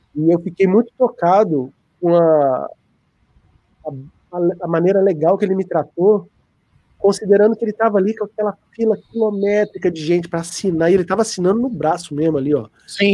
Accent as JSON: {"language": "Portuguese", "country": "Brazil", "said": "Eu sou brasileiro, para justificar o inglês meio"}